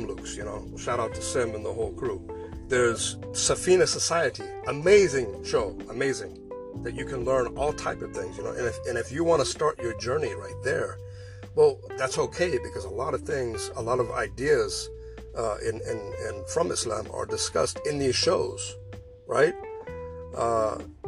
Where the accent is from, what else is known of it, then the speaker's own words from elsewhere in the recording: Pacific Northwest, United States; also born or lived in Southern California; we all packed up and went to the Pacific Northwest, where she remarried 4 years later, and actually grew up on a farm